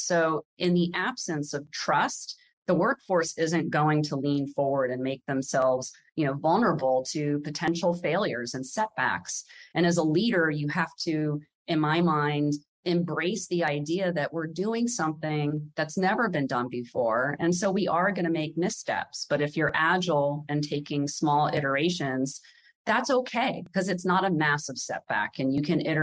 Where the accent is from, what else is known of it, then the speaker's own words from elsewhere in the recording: around the Pentagon, Virginia, United States; I grew up around the Pentagon